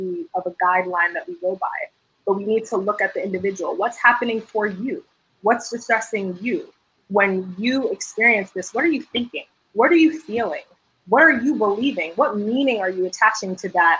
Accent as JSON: {"language": "English", "region": "Georgia", "country": "United States", "tie": "born or raised there", "said": "majority of my life, I grew up in Georgia"}